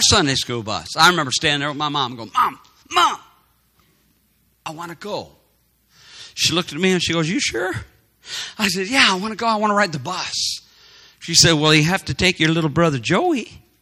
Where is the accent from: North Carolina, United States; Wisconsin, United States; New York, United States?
Wisconsin, United States; Madison; We were growing up in Madison, Wisconsin